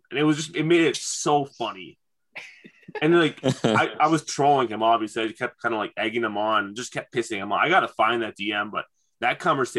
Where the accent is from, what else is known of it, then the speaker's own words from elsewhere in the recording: Michigan, United States; I grew up in Michigan.